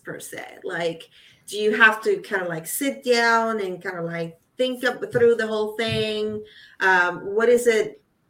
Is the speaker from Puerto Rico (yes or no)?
yes; Puerto Rico; English is a second language; I was born in Puerto Rico and I think in Spanish.